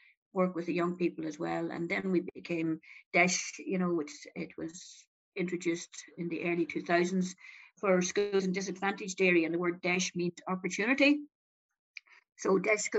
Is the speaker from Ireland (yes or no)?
yes; Donegal, Ulster, Ireland; moved away as an adult; also born or lived in Galway / Dublin; I was born and reared in Donegal